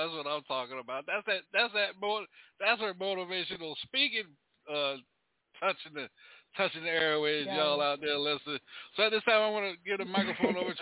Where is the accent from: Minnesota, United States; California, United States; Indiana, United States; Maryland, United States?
Maryland, United States; Salisbury; now in Charlotte, United States; I'm from the Eastern Shore part of Maryland